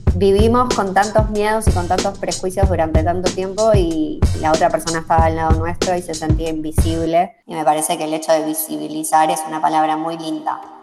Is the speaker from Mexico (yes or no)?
no; Argentina; yo como argentina latinoamericana eh, tengo una visión, ¿sí? tengo mis sesgos culturales y mis sesgos de crianza, mis sesgos de Argentina